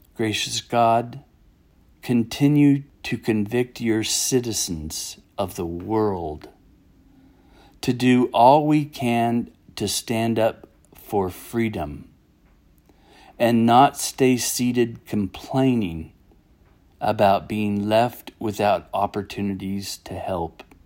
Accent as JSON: {"language": "English", "country": "United States", "said": "the gift of being an American"}